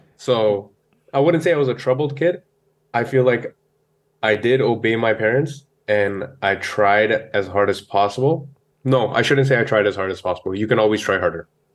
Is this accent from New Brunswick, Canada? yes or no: no; Brampton, Ontario, Canada; also born or lived in Ludhiana, Punjab, India / Carbondale, Illinois, United States; So I grew up in Brampton